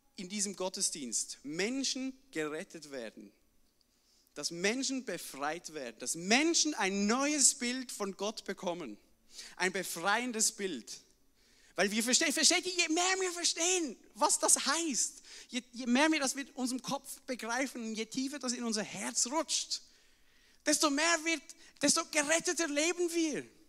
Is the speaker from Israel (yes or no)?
no; Switzerland; bei uns in der Schweiz muss man immer übersetzen